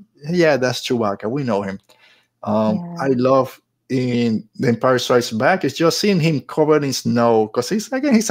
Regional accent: Puerto Rico; moved away; I grew up in Puerto Rico

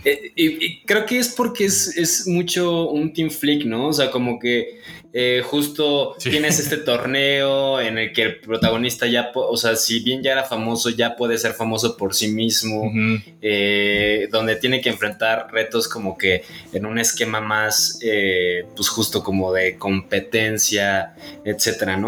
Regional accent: Mexico; como mexicanos

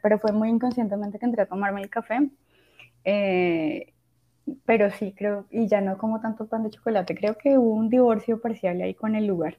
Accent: Bogotá, Colombia; moved away; todavía sigo siendo muy rola

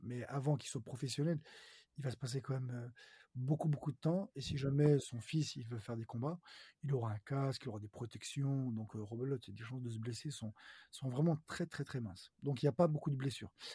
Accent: Lyon, Auvergne-Rhône-Alpes, France; je suis originaire de Lyon

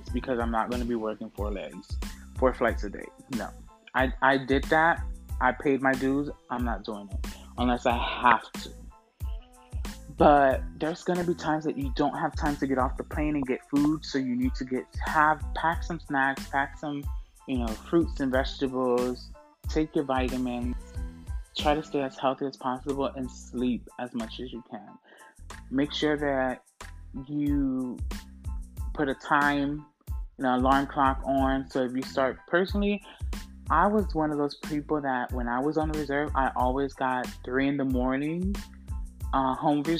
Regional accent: Orlando, Florida, United States; moved away as an adult; now in New York City, United States; Orlando, where I'm from

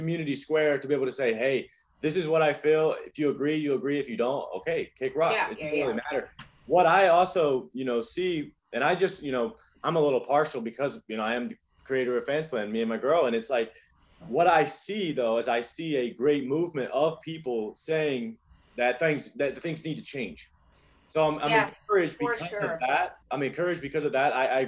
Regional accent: North Carolina, United States; also born or lived in Los Angeles / China; now in Miami, United States; I'm from North Carolina, but I've lived in LA. Now I live in Miami.

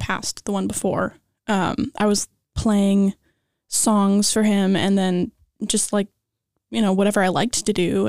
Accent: Los Angeles, California, United States; I am from Los Angeles, born and raised

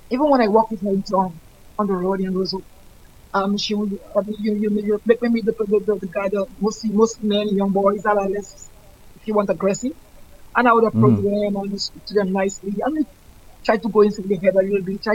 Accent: Georgia, United States; I was born in Georgia and I'm still living in Georgia.

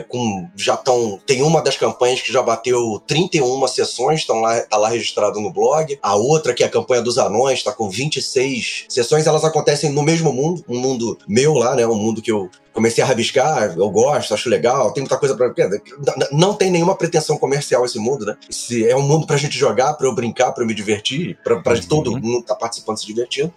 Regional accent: Rio de Janeiro, Brazil; now in Brasília, Brazil; eu sou natural do Rio, né? Do Rio de Janeiro, mas eu moro em Brasília

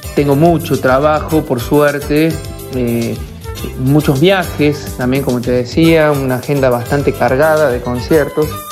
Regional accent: Córdoba, Argentina; now in La Plata, Argentina; cordobés, y ya más en, eh, los años que vivo en la ciudad de La Plata, yo soy más platense que cordobés, pero sí, cordobés de pura cepa.

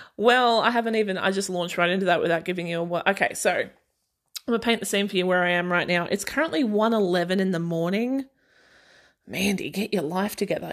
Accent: Australia; i'm aussie and i did grow up in a small town

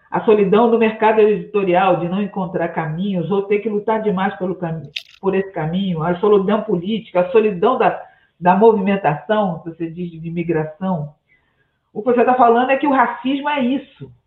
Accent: Brazil; onde eu nasci, no Morro dos Cabritos

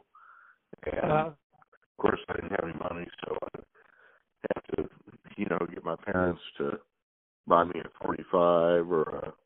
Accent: Springfield, Missouri, United States; also born or lived in Baltimore, Maryland / Tuscaloosa, Alabama; now in Kansas City, United States; I was born in Baltimore, but I grew up in Springfield, Missouri.

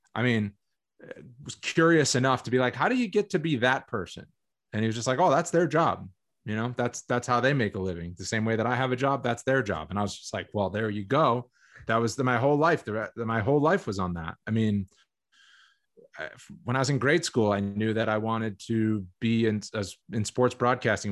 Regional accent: Massachusetts, United States; also born or lived in Boston / Pittsburgh; I was born in Boston, then we lived in Pittsburgh, from, like, when I was, like, one until six, and then we moved back to Massachusetts, and then I grew up

